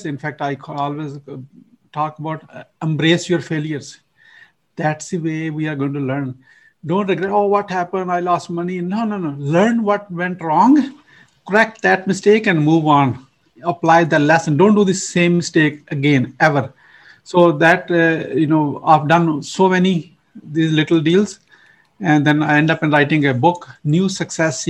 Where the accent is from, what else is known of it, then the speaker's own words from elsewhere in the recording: Pakistan; now in United States; I'm originally from Pakistan. You probably know my accent is not from, you know, it's imported